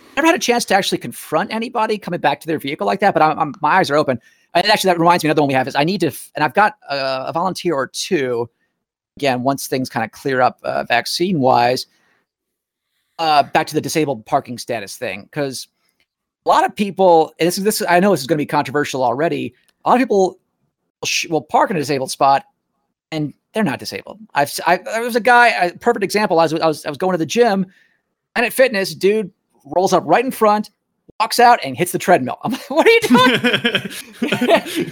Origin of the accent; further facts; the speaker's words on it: Nashville, Tennessee, United States; moved away; I'm from Nashville originally